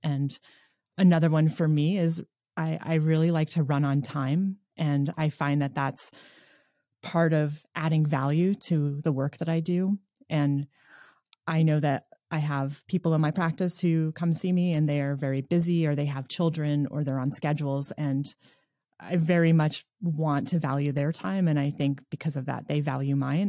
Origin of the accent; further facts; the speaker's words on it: New York, United States; moved away as an adult; now in Nevada City, United States; I'm initially from New York, and that's where I started school, and then I moved west